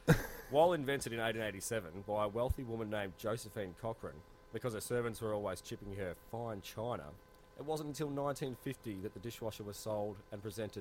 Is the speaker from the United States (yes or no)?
no; Frankston, Victoria, Australia; growing up in Frankston.